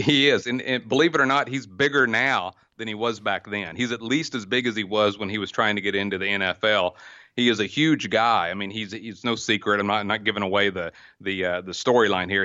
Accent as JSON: {"language": "English", "region": "Oklahoma", "country": "United States", "tie": "born or raised there", "said": "born and raised in Oklahoma"}